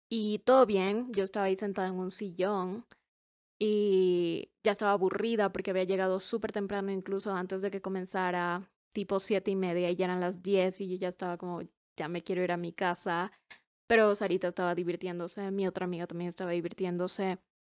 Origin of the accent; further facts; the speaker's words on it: Cuenca, Azuay, Ecuador; acá en Cuenca, en mi ciudad. Por cierto, somos de Ecuador, por si no sabían. Y vivimos en Cuenca.